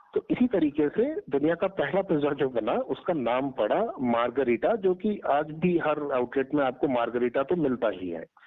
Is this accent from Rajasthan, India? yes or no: no; Ballia, Uttar Pradesh, India; moved away; also born or lived in Delhi